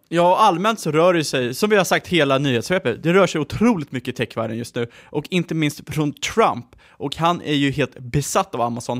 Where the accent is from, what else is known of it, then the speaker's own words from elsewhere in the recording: Sweden; som svensk